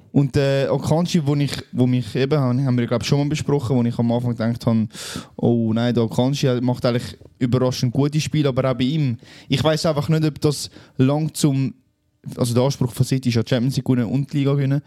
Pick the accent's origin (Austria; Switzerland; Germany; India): Switzerland; bei uns in der Schweiz